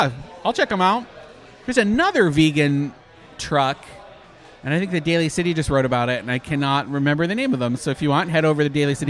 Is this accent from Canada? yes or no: yes; Canada; I'm Canadian.